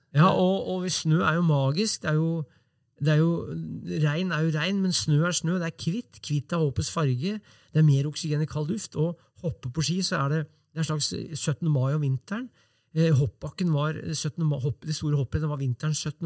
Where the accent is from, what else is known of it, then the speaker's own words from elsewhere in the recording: Brumunddal, Innlandet, Norway; i Brumunddal, der jeg vokste opp